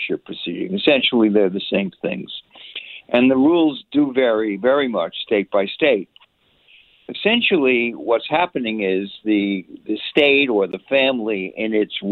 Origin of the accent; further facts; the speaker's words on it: New York, United States; I'm a New Yorker